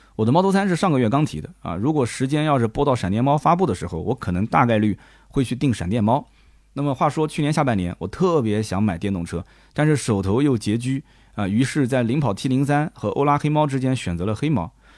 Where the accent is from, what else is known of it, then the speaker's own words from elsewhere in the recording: Nanjing, Jiangsu, China; accent: Nanjing dialect; 我们南京话讲就拿我不吃惊啊